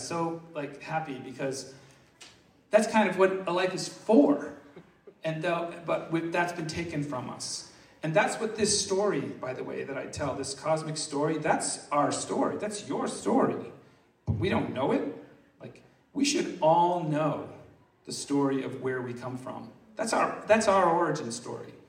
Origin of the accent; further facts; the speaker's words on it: Massachusetts, United States; I'm from Massachusetts